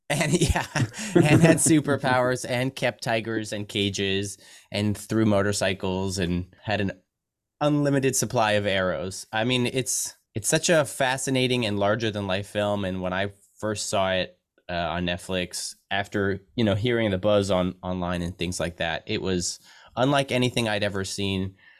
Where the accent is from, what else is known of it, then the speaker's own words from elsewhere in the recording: United States; as an American